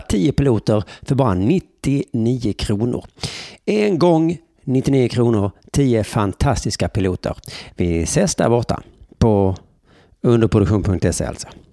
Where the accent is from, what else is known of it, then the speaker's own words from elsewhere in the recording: Lund, Skåne, Sweden; Och nu är jag född i Lund